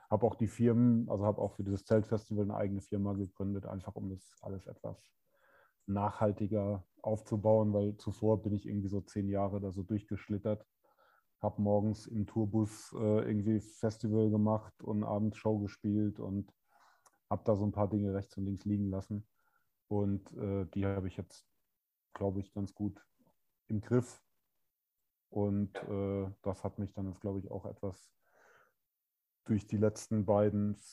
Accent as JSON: {"language": "German", "region": "Hesse", "country": "Germany", "said": "Also ich komme ursprünglich aus der geografischen Mitte von äh, Heidelberg und Darmstadt, also ganz Südhessen."}